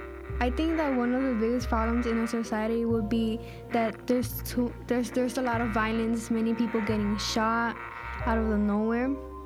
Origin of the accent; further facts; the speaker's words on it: Chicago, Illinois, United States; I'm 14 years old. I'm from Little Village.